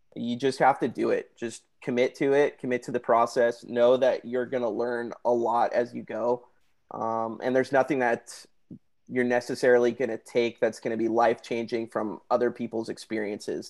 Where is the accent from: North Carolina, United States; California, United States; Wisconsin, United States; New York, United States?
California, United States; Santa Barbara; moved away as an adult; now in San Diego, United States; I was born and raised in Santa Barbara, California